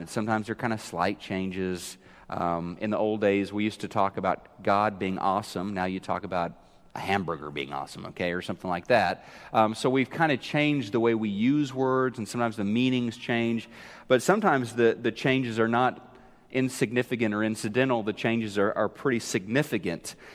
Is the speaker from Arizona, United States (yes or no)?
no; Neosho, Missouri, United States; moved away; I was remembering how we used to go to the skating rink in Neosho, Missouri.